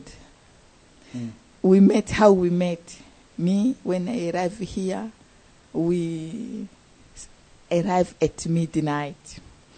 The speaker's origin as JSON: {"language": "English", "country": "DR Congo", "moved": "as an adult", "lives_now": "Indianapolis, United States", "said": "I'm from Congo, DRC Congo in Africa"}